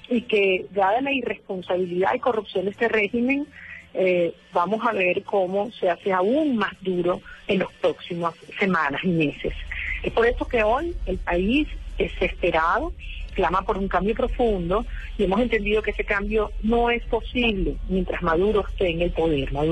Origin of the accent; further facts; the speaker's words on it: Venezuela; Como los venezolanos somos, amamos la democracia y sus valores